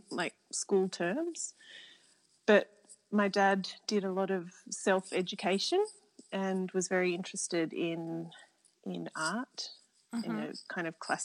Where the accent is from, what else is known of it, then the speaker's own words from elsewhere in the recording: Canberra, Australian Capital Territory, Australia; I grew up in Canberra and the youngest of seven.